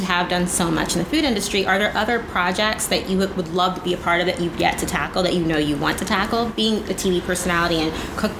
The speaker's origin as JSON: {"language": "English", "region": "Indiana", "country": "United States", "moved": "yes", "said": "I'm from Indiana originally"}